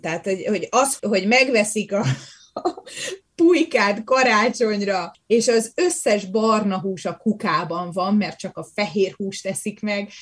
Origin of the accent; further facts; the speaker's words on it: Hungary; moved away as an adult; now in Canada; Én a természetemben még mindig magyar vagyok, és az is maradok.